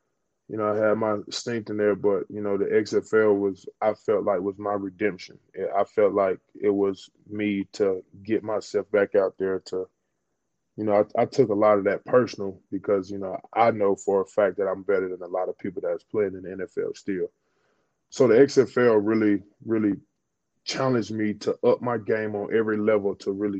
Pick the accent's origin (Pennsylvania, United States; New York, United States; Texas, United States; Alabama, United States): Alabama, United States; Oxford; moved away as an adult; I'm from Oxford, Alabama, you know, the country. Went to Oxford High School